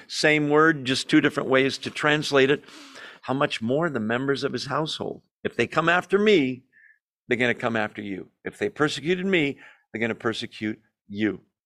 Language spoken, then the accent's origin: English; United States; we as American Christians